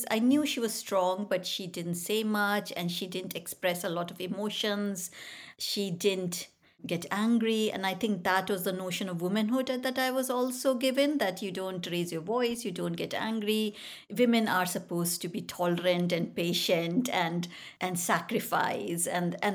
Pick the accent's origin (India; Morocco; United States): India; North India; I grew up in India, so I was born there in the foothill of Himalayas. My father moved around quite a lot. I'm the eldest of three sisters and we moved around basically mostly in the north of India.